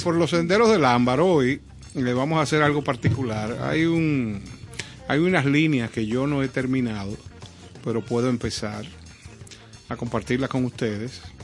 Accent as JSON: {"language": "Spanish", "country": "Dominican Republic", "said": "nosotros como dominicanos"}